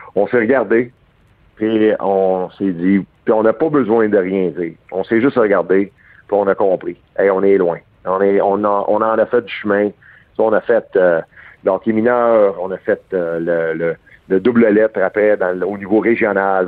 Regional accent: Montreal, Quebec, Canada; j'ai grandi. Euh, je suis né à Verdun un gars de Verdun, c'est à 5e avenue

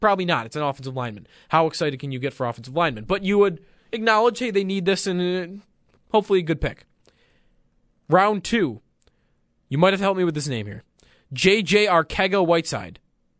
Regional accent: Orchard Park, New York, United States; accent: Orchard Park / Buffalo; It's my Orchard Park accent.

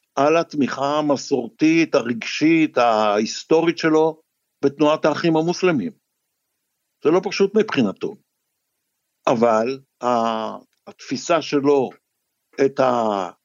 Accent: Israel; אני כישראלי

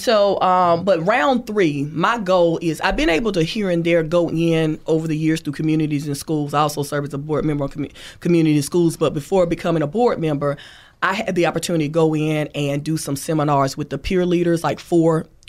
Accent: Thomasville, United States; To graduates of Thomasville High School, again, my hometown.

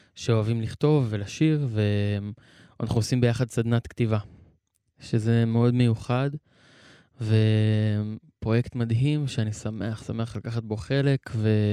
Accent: Be'eri, Southern District, Israel; אני נולדתי וגדלתי בקיבוץ הזה

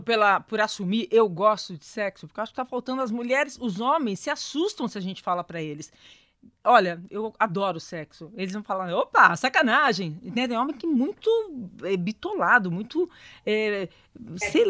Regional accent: interior of São Paulo, Brazil; eu sou do interior de São Paulo, uma família bem né, do interior de São Paulo

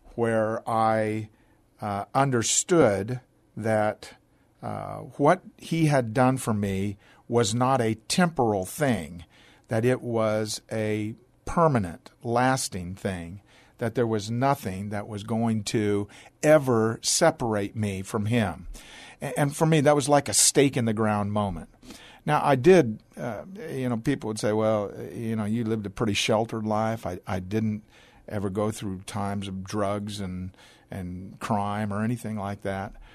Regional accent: Portland, Oregon, United States; moved away as an adult; now in Texas, United States; born in the Pacific Northwest in Portland, Oregon. Uh, my father was not, strictly speaking, a, a pastor, but he taught Bible college in Portland. I was raised in a large family.

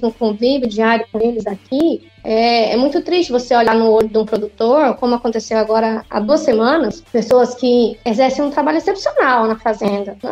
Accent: northern Goiás, Tocantins, Brazil; also born or lived in Porangatu?, Goiás (birthplace); eu fui criada no norte goiano, hoje então norte do Tocantins

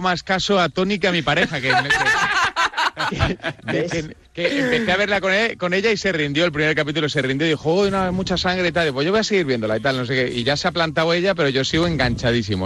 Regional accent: Madrid, Community of Madrid, Spain; Yo soy madrileño. bueno, en realidad soy salmantino de padre y de madre

